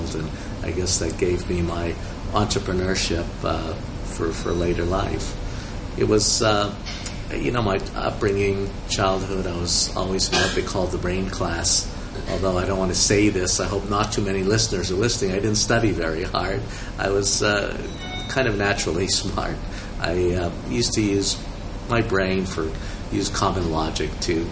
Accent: Montreal, Quebec, Canada; moved away as an adult; also born or lived in Germany; now in Hong Kong; I actually grew up as a child in Montreal in Canada. I was born in Germany, but I'm not German

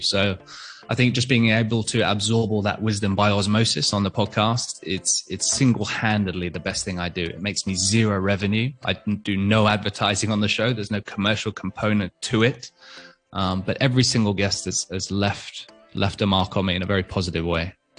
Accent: Hong Kong; I was born and raised in Hong Kong as a, as a fairly typical international school kid.

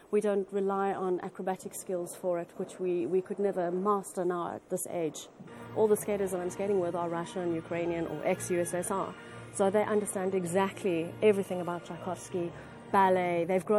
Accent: Cape Town, Western Cape, South Africa; moved away; I was a skater from Cape Town, South Africa, which, as everyone knows, is not an ice skating nation at all.

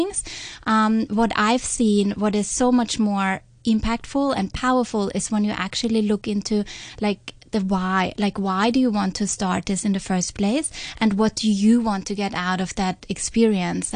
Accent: Austria; accent: Austrian; English is a second language; I'm not a native speaker, how my Austrian accent

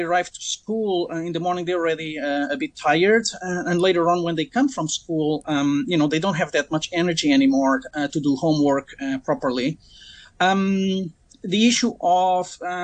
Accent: Portugal; now in Hong Kong; This is my country. I'm from Portugal.

